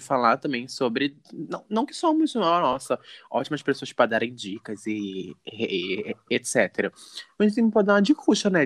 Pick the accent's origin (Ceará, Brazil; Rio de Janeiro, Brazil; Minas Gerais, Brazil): Rio de Janeiro, Brazil; eu sou do Rio de Janeiro